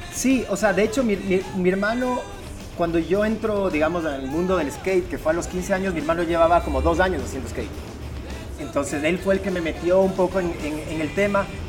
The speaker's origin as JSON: {"language": "Spanish", "town": "Guayaquil", "region": "Guayas", "country": "Ecuador", "tie": "born or raised there", "said": "guayaquileños, vivimos, digamos, nacimos en Guayaquil, vivimos en Guayaquil desde, chicos."}